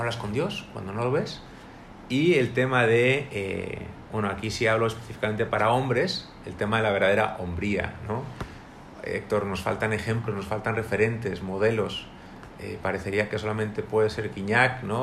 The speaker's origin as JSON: {"language": "Spanish", "town": "Madrid", "region": "Community of Madrid", "country": "Spain", "moved": "as an adult", "lives_now": "Monterrey, Mexico", "said": "soy de Madrid, España"}